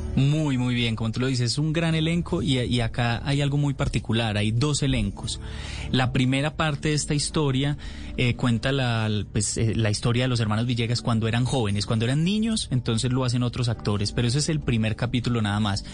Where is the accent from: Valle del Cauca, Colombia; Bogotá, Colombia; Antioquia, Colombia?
Antioquia, Colombia; Medellín; born or raised there